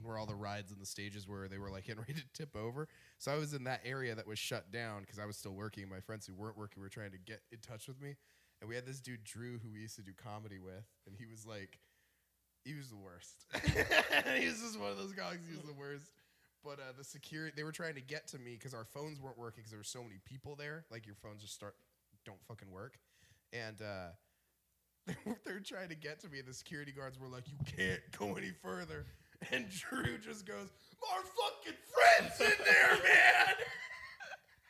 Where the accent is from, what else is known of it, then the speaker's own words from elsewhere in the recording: Las Vegas, Nevada, United States; I'm from Vegas